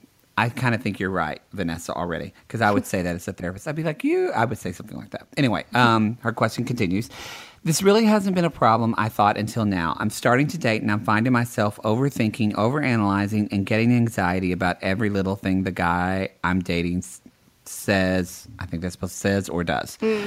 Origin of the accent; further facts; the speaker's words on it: the South, United States; I'm from the South, so yeah. I can say that. But no, because not all Southern people are dumb.